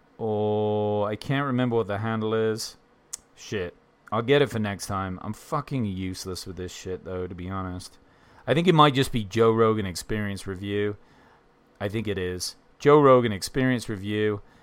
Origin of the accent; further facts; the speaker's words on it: England, United Kingdom; now in Bozeman, United States; I mean, I'm English and I've lived all over.